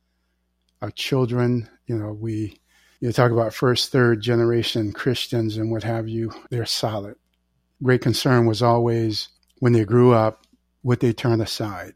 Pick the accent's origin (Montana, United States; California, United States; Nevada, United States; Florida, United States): Florida, United States; Live Oak; also born or lived in Jacksonville, Florida / Daytona Beach, Florida; I was born and raised in Jacksonville, Daytona Beach, and Live Oak, Florida. Most of those years were in Live Oak.